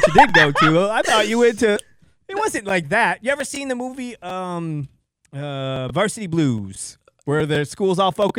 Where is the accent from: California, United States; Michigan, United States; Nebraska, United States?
Michigan, United States; Belding; I grew up in Belding.